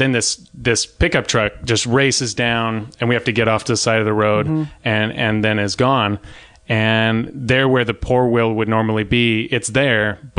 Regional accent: Orange, California, United States; where I grew up in Orange, I grew up in West Orange for a little while, sort of near the Circle.

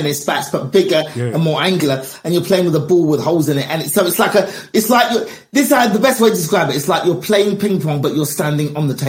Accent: England, United Kingdom; We are all in England. I was born and raised in England. A lot of my experiences are the same.

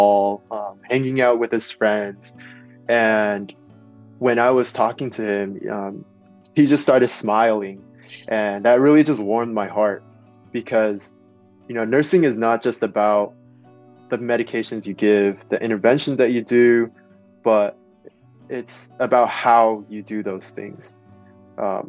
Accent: Bay Area, California, United States; growing up in the Bay Area

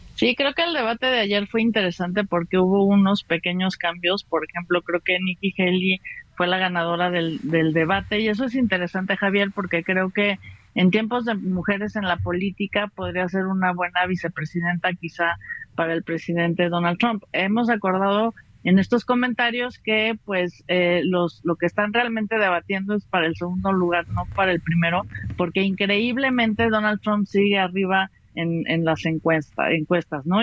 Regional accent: Mexico

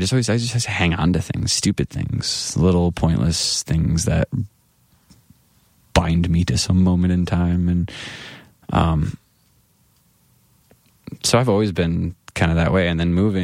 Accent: Grand Rapids, Michigan, United States; my hometown of Grand Rapids

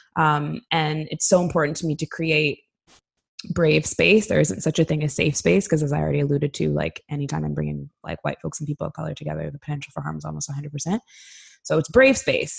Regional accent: Canada; moved away as an adult; now in Sweden; as a Canadian

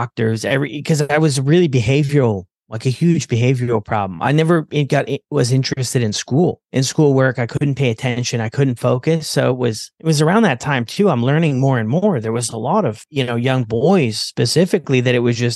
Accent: Ontario, Canada; I was born in Canada, Ontario, and my mom was a single mom

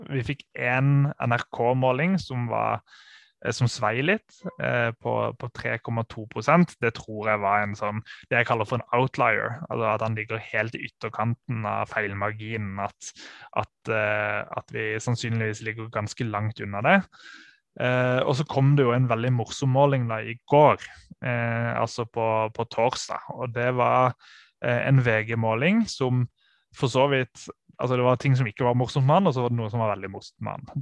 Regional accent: Sørlandet, Norway; Jeg er jo fra Sørlandet

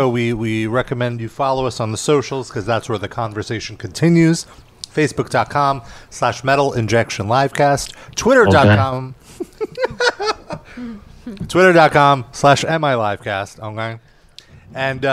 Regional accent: United States; I'm an American. I was born in this country

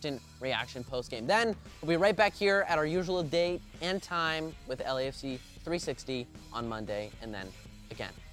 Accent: Canada; I'm a Canadian

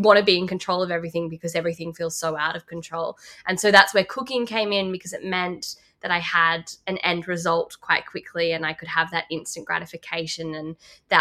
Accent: Lismore, New South Wales, Australia; now in Sydney, Australia; I grew up in Lismore

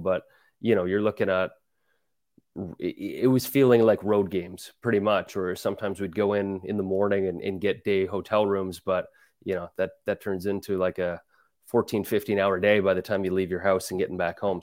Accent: Calgary, Alberta, Canada; now in New York, United States; growing up in Calgary, I, I love going to Flames games

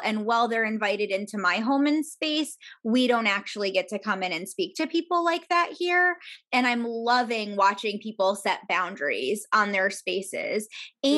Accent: New York, United States; moved away as an adult; I grew up outside of New York

